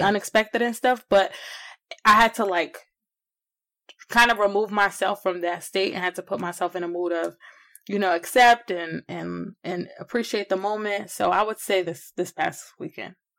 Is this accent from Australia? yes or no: no; New Jersey, United States; moved away as an adult; also born or lived in Connecticut; now in Richmond, Virginia, United States; I am from New Jersey originally by way of Connecticut, but I live in Richmond, Virginia, came out here for college